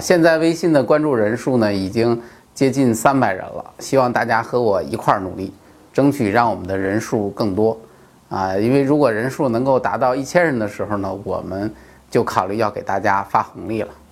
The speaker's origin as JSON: {"language": "Chinese", "country": "China", "said": "我们中国人好面子嘛"}